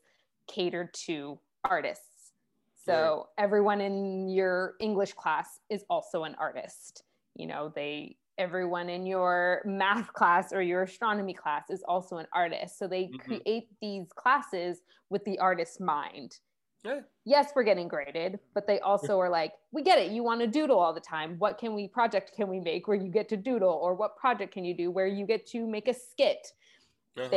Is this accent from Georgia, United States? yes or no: no; Salinas, California, United States; also born or lived in Botswana / Navajo reservation; now in San Francisco, United States; I grew up in Salinas